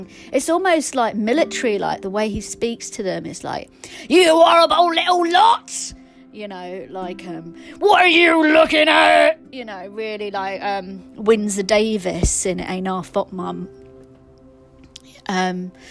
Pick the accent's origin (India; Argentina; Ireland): India; Hyderabad, Telangana; I'm not Tamil, I'm from Hyderabad. We're Andhra Pradesh, we're Telanganas